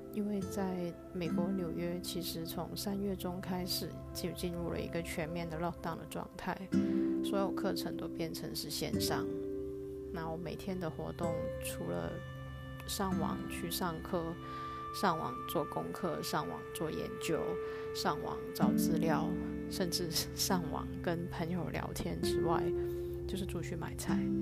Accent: Hong Kong; also born or lived in New York, United States / Tainan, Taiwan; now in Taipei, Taiwan; 我目前人在台湾，那回来台湾之前，我是住在美国的纽约，我是来自香港

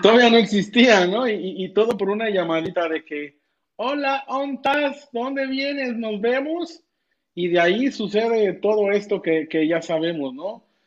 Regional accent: Cuernavaca, Morelos, Mexico; Yo soy de Cuernavaca, no soy de, Monterrey

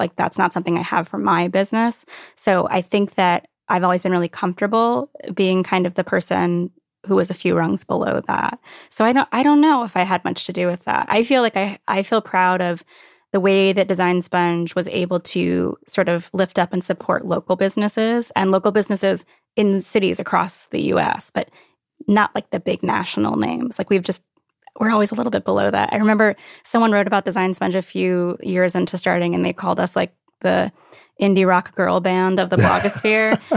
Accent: Virginia Beach, Virginia, United States; moved away as an adult; also born or lived in New York City / Brooklyn / Catskills; I grew up in Virginia Beach

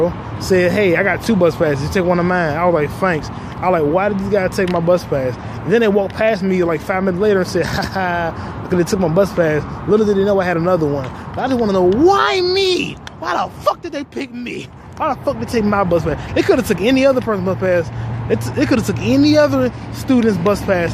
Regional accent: United States; I was born in America.

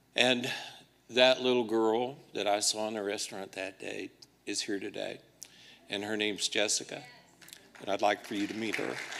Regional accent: Liberty, Missouri, United States; my hometown of Liberty, Missouri

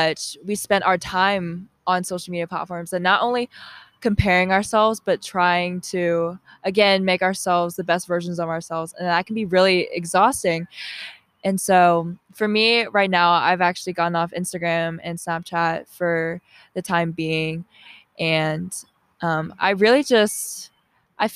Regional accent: Milton, Georgia, United States; I grew up in Georgia my whole life. I grew up in Milton, Alpharetta area.

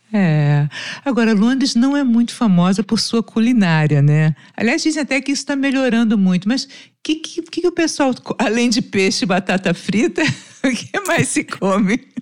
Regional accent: Brazil; Aqui a gente no Brasil

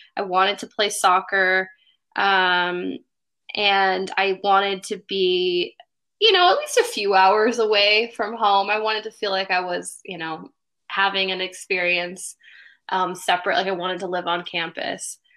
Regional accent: Bellevue, Washington, United States; also born or lived in Seattle; I grew up in Bellevue

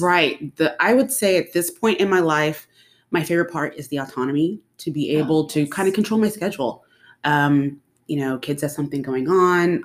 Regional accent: Dallas, Texas, United States; I was born in Dallas, um, went to school, came back to the Dallas area

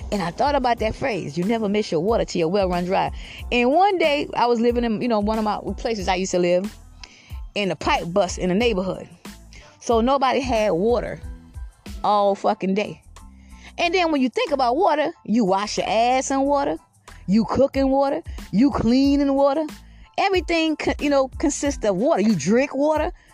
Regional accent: Georgetown, South Carolina, United States; moved away as an adult; also born or lived in Richland County, South Carolina; now in Lexington County, United States; I'm originally from Georgetown, South Carolina

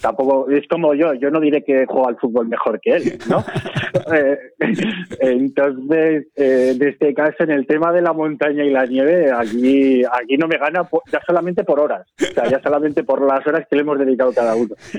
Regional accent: Sabiñánigo, Aragon, Spain; mi infancia la pasé en Sabiñónigo

